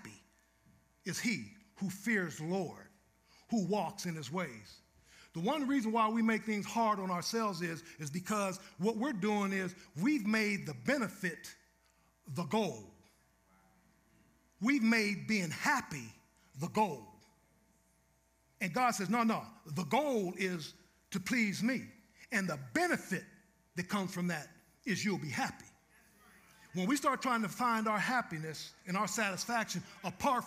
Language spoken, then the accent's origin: English; Youngstown, Ohio, United States; moved away; also born or lived in Seattle; my hometown is Youngstown, Ohio